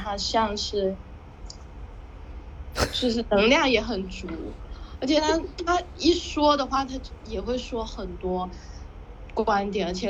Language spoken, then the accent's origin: Chinese; China; first language Hakka; 但其实他我的母语不是不是粤语，是客家话。